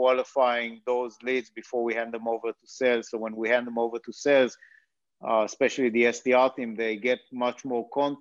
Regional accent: Israel; moved away as an adult; now in United States; As you might have guessed based on the accent, I'm originally from Israel.

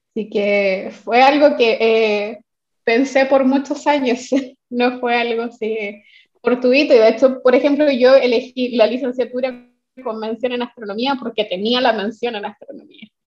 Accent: Santiago, Santiago Metropolitan Region, Chile; cuando era niña una vez mi mamá me llevó al planetario de Santiago. Eh, yo soy de Santiago

